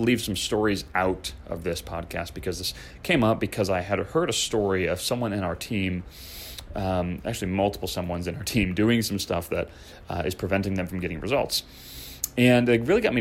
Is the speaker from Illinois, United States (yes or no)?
yes; Chicago, Illinois, United States; moved away; I grew up skateboarding in Chicagoland